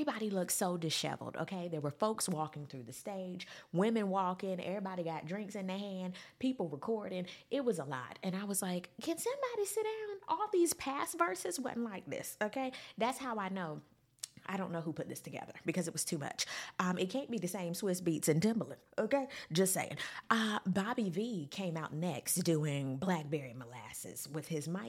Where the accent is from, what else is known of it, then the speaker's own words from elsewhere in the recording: West Coast, United States; I'm from here, I'm from the West Coast.